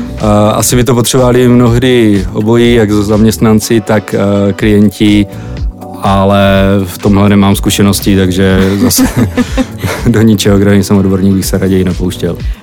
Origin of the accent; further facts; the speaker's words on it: South Moravian Region, Czechia; pocházím z Jižní Moravy